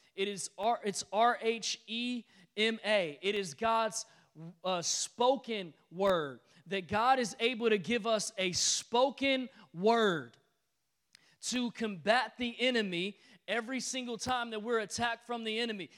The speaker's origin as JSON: {"language": "English", "town": "Detroit", "region": "Michigan", "country": "United States", "said": "I'm from Detroit"}